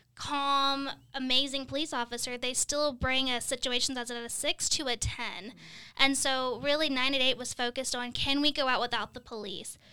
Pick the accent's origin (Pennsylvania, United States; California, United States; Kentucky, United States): Kentucky, United States; now in Midwest, United States; I'm from Kentucky and we say E R. We, I've never heard E D till I moved to the Midwest